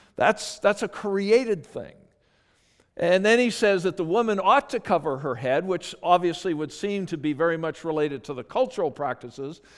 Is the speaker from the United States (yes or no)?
no; Calgary, Alberta, Canada; moved away; I grew up in Calgary, Alberta